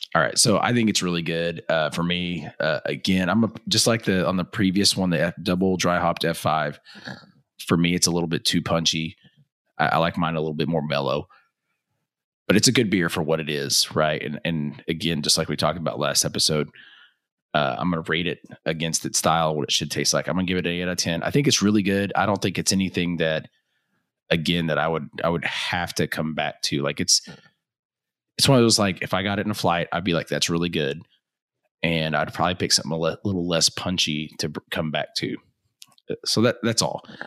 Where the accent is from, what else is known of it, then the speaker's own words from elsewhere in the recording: Texas, United States; also born or lived in Oklahoma; most of my young life, I grew up in Texas